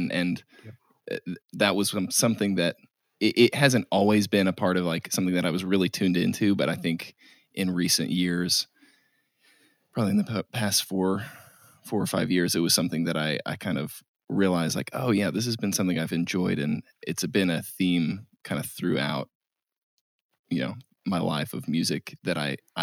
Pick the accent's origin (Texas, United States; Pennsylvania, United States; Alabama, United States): Texas, United States; I grew up in Texas